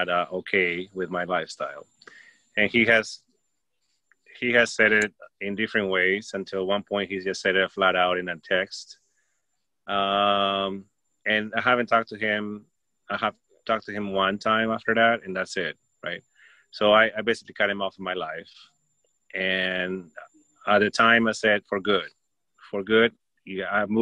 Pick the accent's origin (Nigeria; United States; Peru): Peru; I grew up in Peru